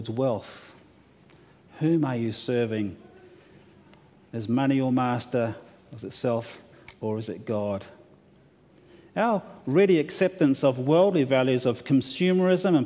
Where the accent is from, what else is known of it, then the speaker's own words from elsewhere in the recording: New Zealand; now in Australia; I'm from New Zealand